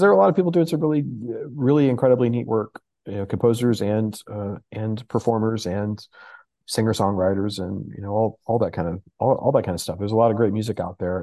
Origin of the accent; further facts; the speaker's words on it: Houston, Texas, United States; moved away; I grew up in Houston